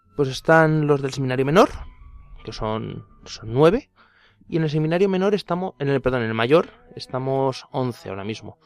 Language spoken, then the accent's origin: Spanish; Cuenca, Castilla-La Mancha, Spain; soy de aquí de Cuenca